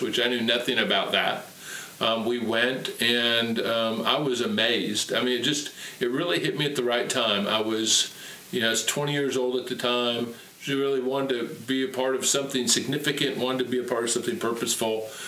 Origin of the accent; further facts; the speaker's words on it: Tacoma, Washington, United States; I was raised and born and raised in Tacoma, Washington